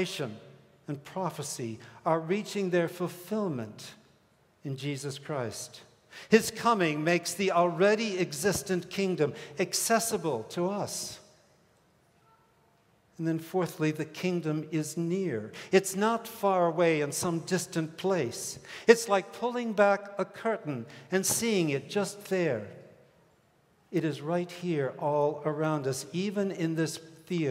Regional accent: Hong Kong; moved away; also born or lived in Minneapolis; I grew up in the British colony of Hong Kong.

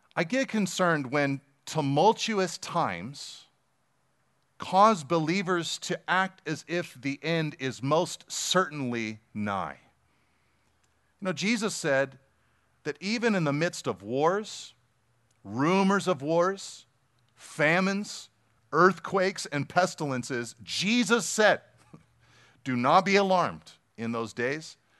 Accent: Pacific Grove, California, United States; I grew up in Pacific Grove

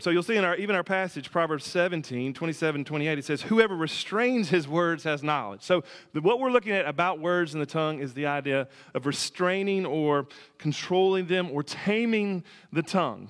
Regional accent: near the Tennessee River, Alabama, United States; I grew up near the Tennessee River

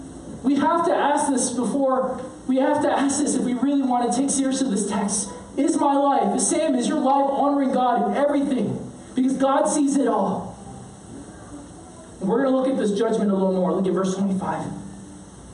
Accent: United States; growing up in honor shame culture as a Korean-American

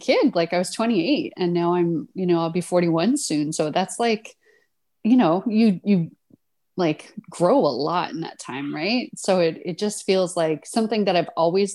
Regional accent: Corner Brook, Newfoundland and Labrador, Canada; moved away as an adult; also born or lived in London, Ontario; I'm from Newfoundland, from Corner Brook on the West Coast. I mean, I think Newfoundlanders always call Newfoundland home, even though sadly I've lived away from Newfoundland longer than I live there at this point

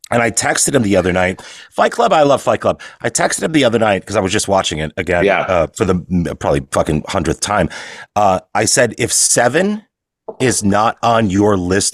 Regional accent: Chicago, Illinois, United States; now in Los Angeles, United States; because I was born and raised in Chicago.

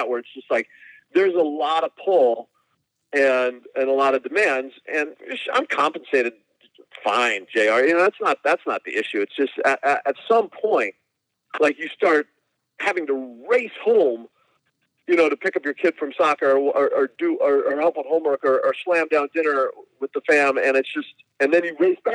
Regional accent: Burbank, California, United States; also born or lived in Hong Kong; eventually he settled down in Burbank out in Los Angeles, which is where, we spent our entire lives

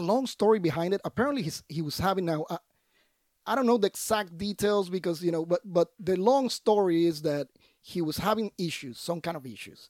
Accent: Puerto Rico; moved away; I was born and raised in Puerto Rico

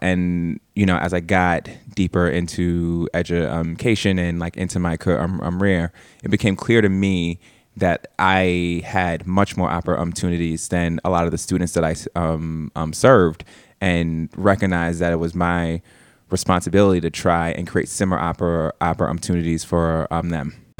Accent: New York City, New York, United States; I'm born and raised in East, um, Harlem.

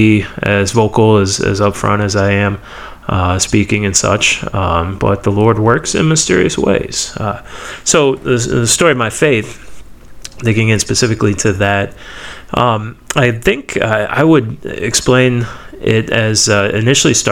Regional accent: Stow, Ohio, United States; I was born and raised in Akron area, Ohio, Stowe specifically

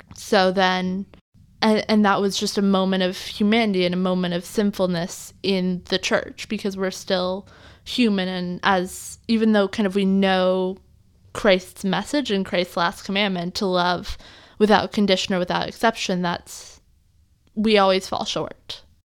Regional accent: the Northwest, Pacific Northwest, United States; growing up in the Northwest

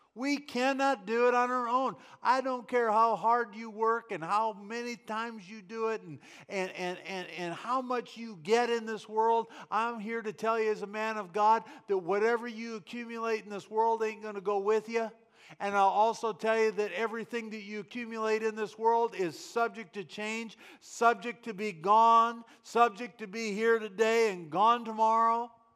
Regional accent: United States; I am an American

